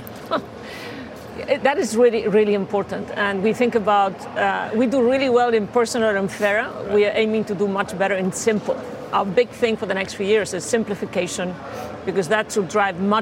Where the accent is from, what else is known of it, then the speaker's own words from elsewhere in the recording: Santander, Cantabria, Spain; we also sponsor the local football team in Cantabria, Santander, where I'm from.